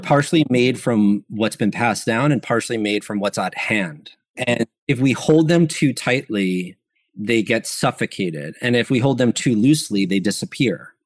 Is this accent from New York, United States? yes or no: yes; New York, United States; I'm from New York